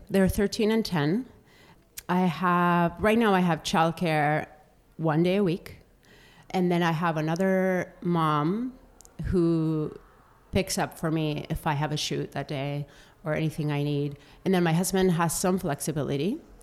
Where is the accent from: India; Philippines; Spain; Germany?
Spain; Bilbao, Basque Country; moved away as an adult; also born or lived in Denver / Florida; now in Seattle, United States; I grew up in Bilbao, which is the Basque Country